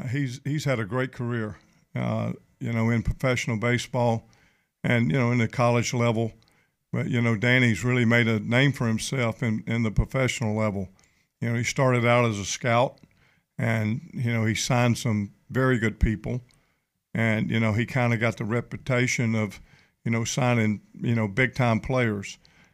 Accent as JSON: {"language": "English", "town": "Mobile", "region": "Alabama", "country": "United States", "tie": "born or raised there", "said": "especially being a Mobile boy, grew up here in Mobile, grew up in Alabama Village, believe it or not."}